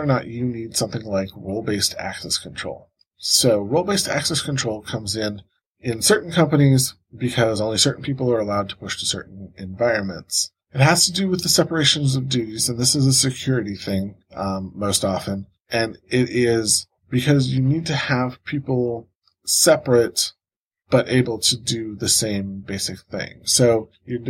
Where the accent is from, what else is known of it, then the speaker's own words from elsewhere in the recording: Cleveland, Ohio, United States; my hometown of Cleveland, Ohio